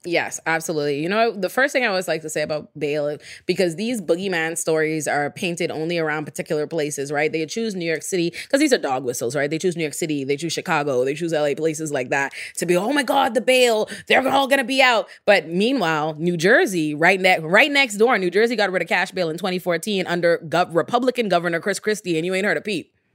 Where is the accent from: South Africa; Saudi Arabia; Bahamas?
Bahamas; Nassau, New Providence; moved away as an adult; now in United States; I'm born and raised in the Bahamas, which is a black majority country